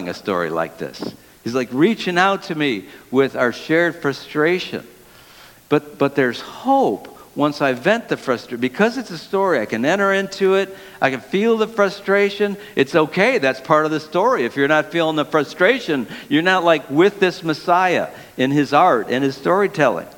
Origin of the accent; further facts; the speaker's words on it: Detroit, Michigan, United States; I grew up in the city of Detroit